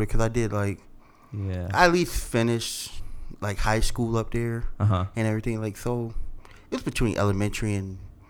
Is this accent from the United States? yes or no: yes; Connecticut, United States; moved away as an adult; also born or lived in Atlanta; now in Denver, United States; I'm originally from Connecticut.